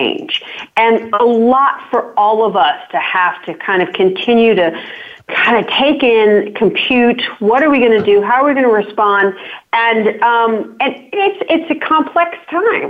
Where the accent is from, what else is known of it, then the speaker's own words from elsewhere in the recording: Virginia, United States; also born or lived in Washington, D.C. area; I grew up in Virginia, but in a small town.